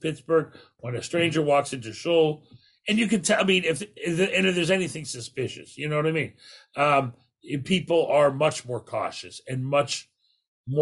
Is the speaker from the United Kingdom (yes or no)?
no; Canada; as a Canadian